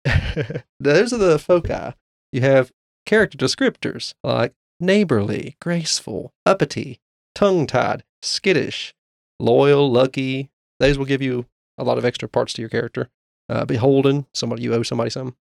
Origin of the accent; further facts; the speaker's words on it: Appalachia, United States; as Appalachian residents